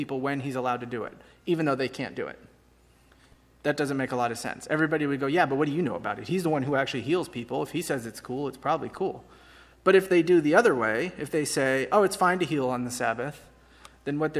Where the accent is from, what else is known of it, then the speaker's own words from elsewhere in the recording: San Francisco, California, United States; I'm from San Francisco.